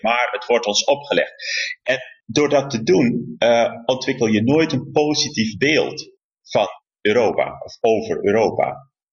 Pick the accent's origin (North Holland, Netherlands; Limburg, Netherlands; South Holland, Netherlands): South Holland, Netherlands; Rotterdam; als Rotterdammer, want hè, ik heb deze stad lief.